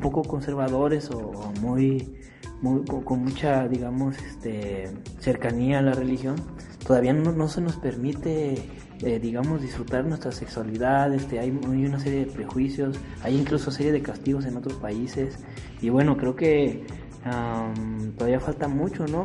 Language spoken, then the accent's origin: Spanish; Mexico; nosotros como, como digamos, como ciudadanos mexicanos